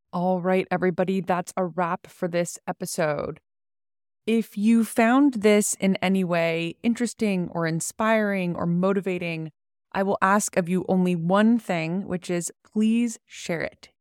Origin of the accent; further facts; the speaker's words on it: San Francisco, California, United States; I was born in San Francisco, grew up here my whole life